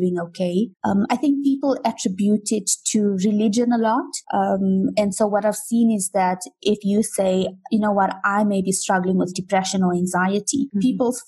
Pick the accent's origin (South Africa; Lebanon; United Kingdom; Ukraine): South Africa; I was born here and raised here